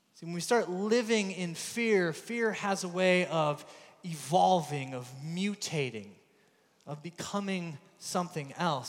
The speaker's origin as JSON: {"language": "English", "country": "United States", "also_born_or_lived": "Belfast", "accent": "American", "moved": "yes"}